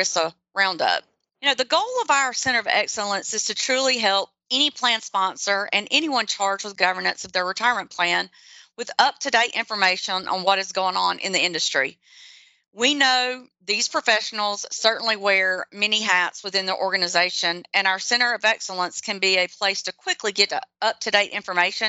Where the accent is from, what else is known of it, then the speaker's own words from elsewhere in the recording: the South, United States; accent: southern; with my little southern accent, we all know that I'm obviously not in the north. Definitely in the south